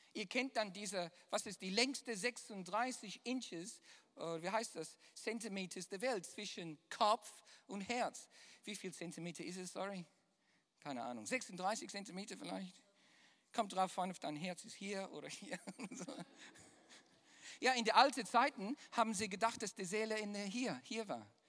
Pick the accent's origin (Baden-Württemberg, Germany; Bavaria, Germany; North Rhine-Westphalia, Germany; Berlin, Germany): North Rhine-Westphalia, Germany; Düsseldorf; accent: Düsseldorfer; mein wunderbarer, viel Jahre geformter Düsseldorfer Akzent